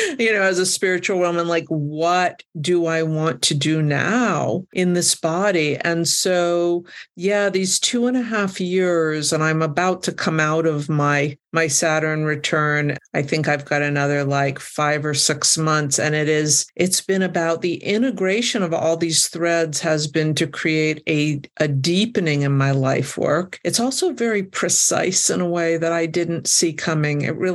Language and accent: English; United States; also born or lived in New Mexico; as an American